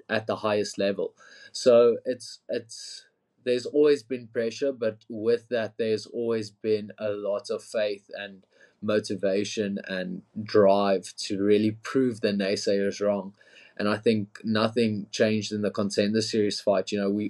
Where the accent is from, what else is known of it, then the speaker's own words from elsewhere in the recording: Pretoria, Gauteng, South Africa; Pretoria, my hometown as well.